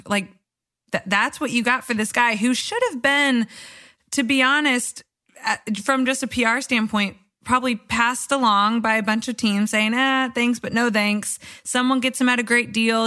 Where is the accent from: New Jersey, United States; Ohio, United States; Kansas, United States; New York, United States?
Kansas, United States; I grew up in Kansas, K U country